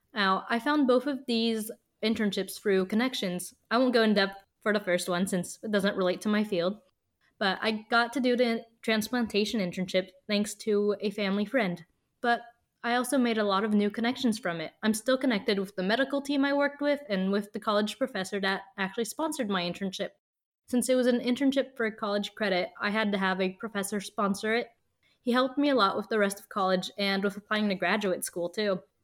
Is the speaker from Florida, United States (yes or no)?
no; Colorado, United States; moved away as an adult; now in Montreal, Canada; I grew up in Colorado and went to the University of Colorado Boulder